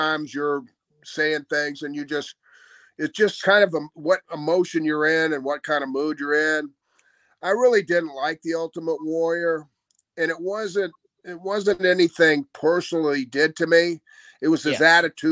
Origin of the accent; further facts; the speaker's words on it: Florida, United States; I'm from Florida.